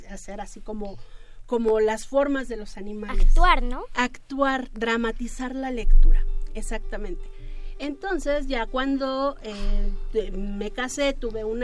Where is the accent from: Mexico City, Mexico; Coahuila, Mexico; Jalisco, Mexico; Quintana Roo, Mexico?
Mexico City, Mexico; somos los chilangos.